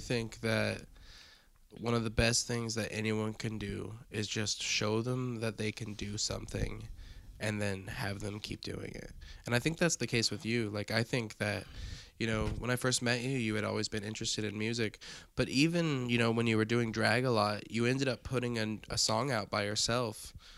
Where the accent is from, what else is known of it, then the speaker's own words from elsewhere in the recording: Evansville, Indiana, United States; from the booming metropolis of Evansville, Indiana